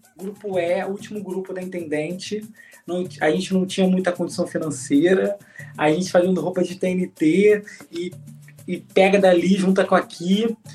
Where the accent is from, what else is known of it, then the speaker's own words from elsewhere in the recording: Rio de Janeiro, Brazil; Eu sou nascido e criado em Irajá, 22 anos